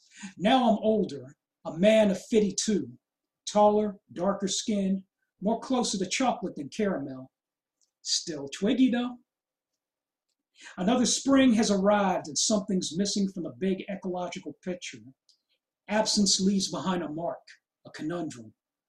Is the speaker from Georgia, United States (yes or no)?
no; California, United States; is also the home of California's tallest, thickest, biggest, most colossal trees I've ever seen in my home state.